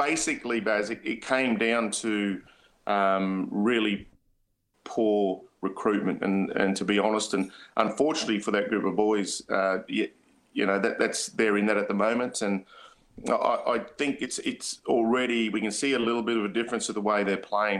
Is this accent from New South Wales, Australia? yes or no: no; Murgon, Queensland, Australia; moved away; I'm from Mergen